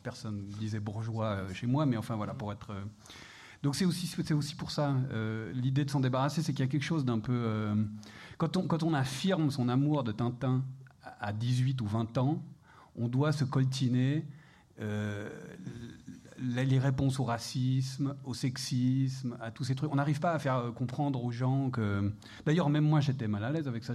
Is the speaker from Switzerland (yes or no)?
yes; Geneva, Switzerland; je suis suisse, euh, je viens de Genève.